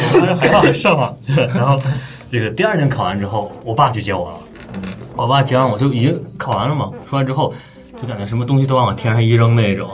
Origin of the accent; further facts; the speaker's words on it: Northeast China, China; 我们东北人，就是都不爱出东三省